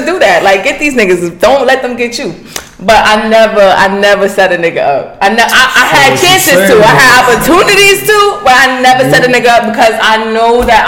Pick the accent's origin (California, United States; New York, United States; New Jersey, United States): New York, United States; New York City; also born or lived in Cypress Hills, Brooklyn; I'm from East New York